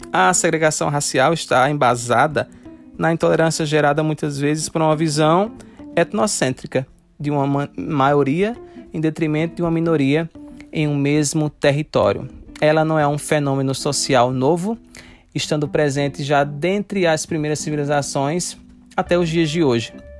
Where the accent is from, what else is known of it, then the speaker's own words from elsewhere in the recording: Brazil; nós, enquanto brasileiros